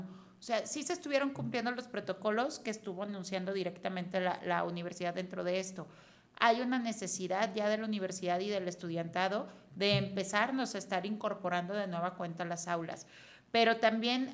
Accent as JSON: {"language": "Spanish", "country": "Mexico", "said": "como mexicanos"}